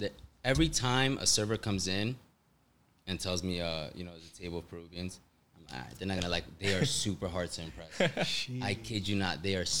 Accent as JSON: {"language": "English", "region": "New York", "country": "United States", "said": "and then when I came back home to New York, I was I worked at a Korean restaurant"}